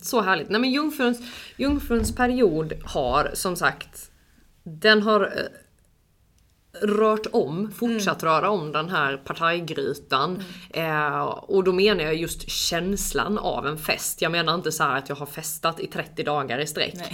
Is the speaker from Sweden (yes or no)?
yes; Jämtland, Sweden; kommer från en liten, liten håla, nej men mm. en by utanför Östersund, upp i skogen liksom